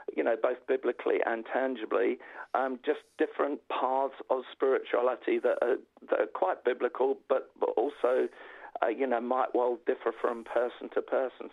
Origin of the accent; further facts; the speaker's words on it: London, United Kingdom; I'm a North Londoner